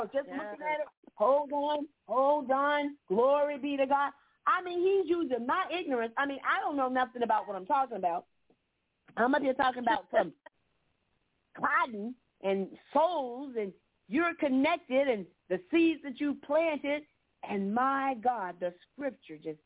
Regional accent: Florida, United States; now in Georgia, United States; I grew up in Florida. I didn't see any cotton down there. We had orange trees and citrus, but I moved up to Georgia

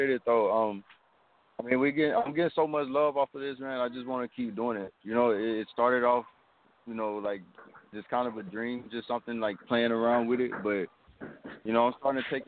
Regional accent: Tennessee, United States; moved away as an adult; now in Texas, United States; I'm originally from Tennessee. I represent home first. And I've been living in Texas for a couple of years now

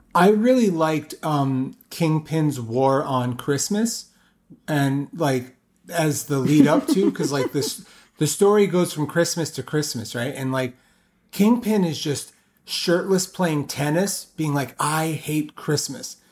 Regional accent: New York City, New York, United States; I grew up In Brooklyn, New York, Carroll Gardens

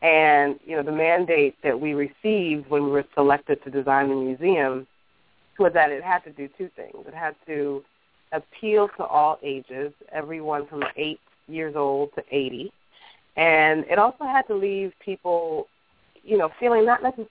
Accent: United States; also born or lived in Africa; even though I was born in Africa, raised here

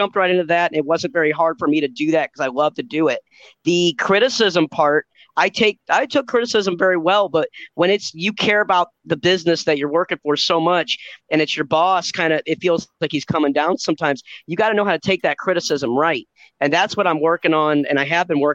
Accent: St. Louis, Missouri, United States; it was my first time home performing in front of my hometown and my family

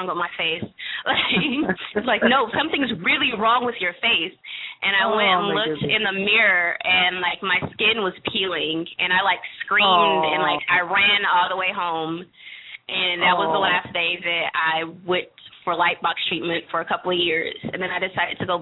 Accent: the Valley of California, United States; now in Washington, D.C., United States; I grew up in the Valley of California

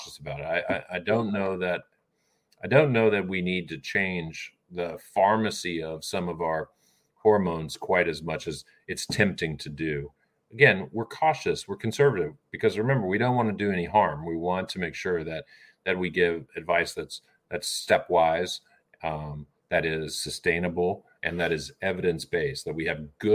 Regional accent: Orlando, Florida, United States; I grew up in Orlando, Florida

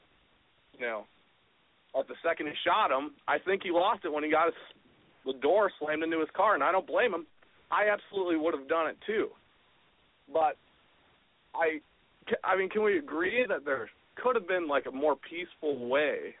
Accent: North St. Louis County, Missouri, United States; moved away; Growing up in North St. Louis County, I lived there till I was 14

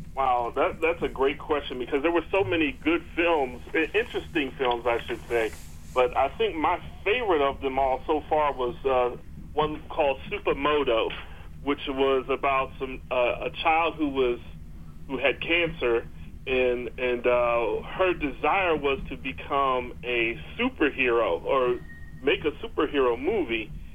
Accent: United States; as an American viewer

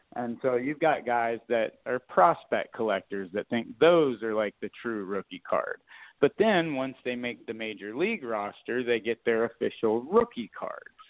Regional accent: South Florida, United States; moved away; I grew up playing hockey in South Florida

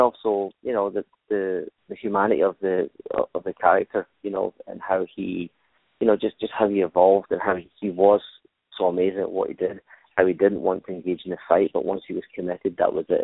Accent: Glasgow, Scotland, United Kingdom; moved away as an adult; Originally, I'm from Glasgow, Scotland. I was born born in Glasgow, which is a, a working class city, one of the sort of three big cities in, in Scotland. Uh, I was born there, raised there

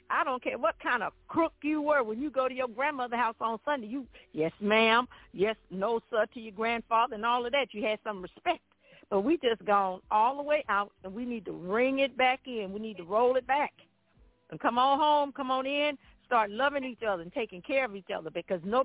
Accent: Baton Rouge, Louisiana, United States; I was raised in South Baton Rouge, and I was a majorette in high school

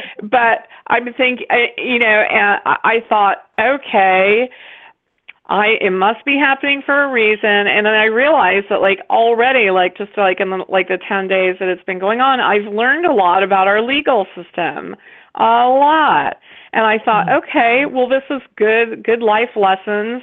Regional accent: West Virginia, United States; close to my home state of West Virginia. And so I realized, like, oh my gosh, like those are my people. Like, that's, you know, that's where I'm from, really.

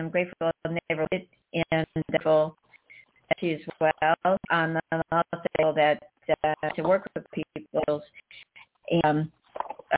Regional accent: North Carolina, United States; now in South Florida, United States; I grew up in North Carolina

